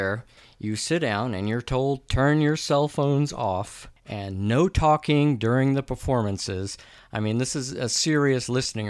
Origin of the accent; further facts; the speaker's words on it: La Grange, Texas, United States; my hometown, which is LaGrange, Texas